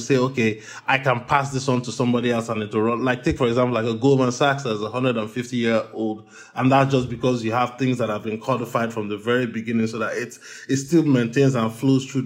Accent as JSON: {"language": "English", "country": "Nigeria", "tie": "born or raised there", "moved": "yes", "said": "I have an international background. I was born and raised in Nigeria."}